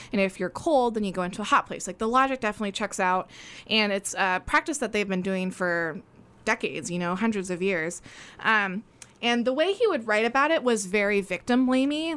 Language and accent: English; Oregon, United States; I was born in Oregon, raised in Oregon